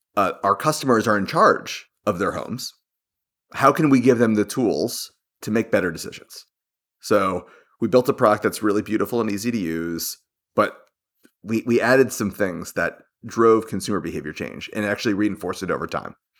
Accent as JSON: {"language": "English", "region": "Florida", "country": "United States", "tie": "born or raised there", "said": "I grew up in Florida."}